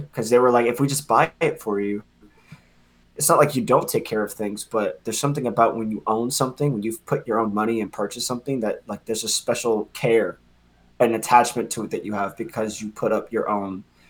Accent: Philadelphia, Pennsylvania, United States; now in Harlem, United States; And I'm from Philly, Philadelphia, Pennsylvania.

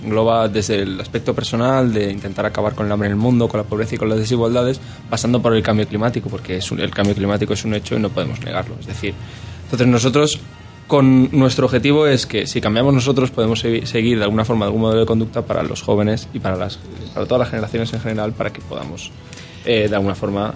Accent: Spain; somos ocho españoles

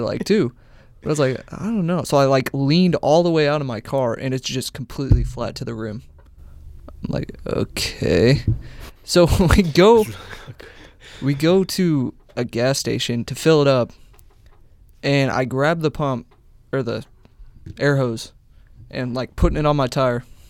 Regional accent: Beatrice, Nebraska, United States; moved away; I'm from Beatrice.

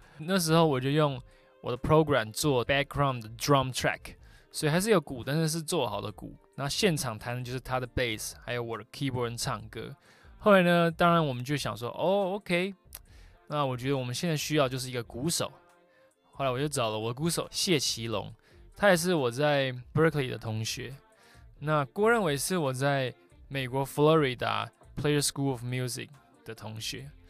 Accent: Taiwan; moved away as an adult; also born or lived in New York; 我是在台湾出生长大的

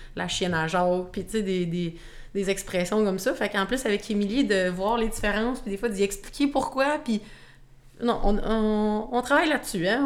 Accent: Shawinigan, Quebec, Canada; j'ai 23 ans, je viens de Shawinigan.

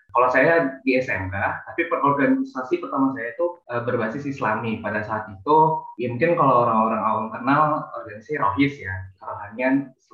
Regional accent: Samarinda, East Kalimantan, Indonesia; now in Bekasi, Indonesia; Saya asalnya dari Samarinda. Kebetulan untuk saat ini saya sedang menetap di Kota Bekasi.

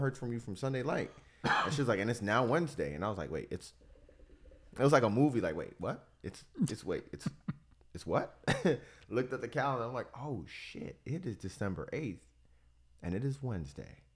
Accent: Miami, Florida, United States; now in Tampa, United States; I'm from Miami

